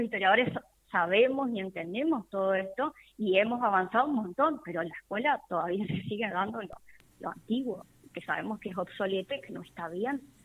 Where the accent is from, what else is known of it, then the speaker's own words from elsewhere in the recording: Argentina; nosotros los argentinos venimos y tenemos en nuestra sangre mucho de los afrodescendientes